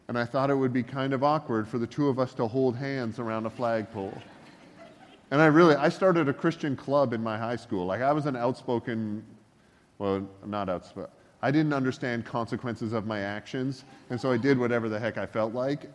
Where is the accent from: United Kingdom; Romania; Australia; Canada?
Canada; Northern Ontario; moved away; also born or lived in Georgia; I grew up in Northern Ontario